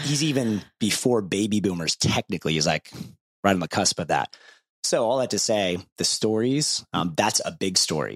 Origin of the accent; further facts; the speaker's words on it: Ohio, United States; when I was growing up in Ohio